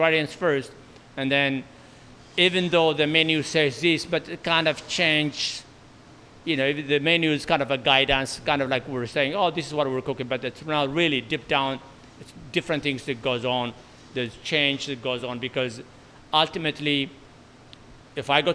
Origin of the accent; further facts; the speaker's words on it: Ethiopia; also born or lived in Bay Area; now in San Francisco Bay Area, United States; I am from Ethiopia